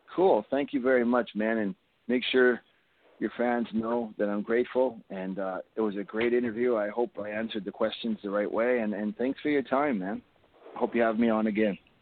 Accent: Canada; I'm from Canada

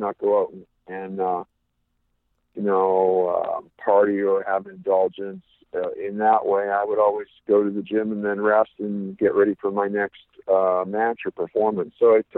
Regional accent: West Coast, United States; But growing up on the West Coast, I had the privilege to see amazing athletes like Don Leo Jonathan

